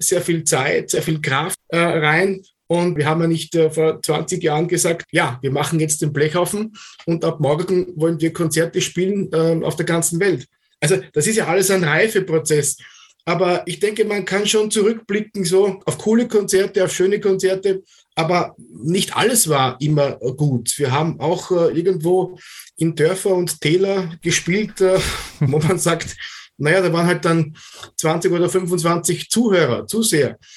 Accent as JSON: {"language": "German", "country": "Austria", "said": "bei uns in Österreich"}